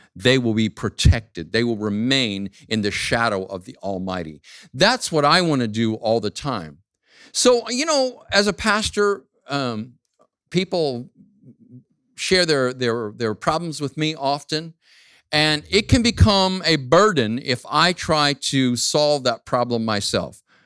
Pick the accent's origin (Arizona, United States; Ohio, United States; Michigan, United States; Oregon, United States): Arizona, United States; Phoenix; moved away as an adult; my hometown, Phoenix, Arizona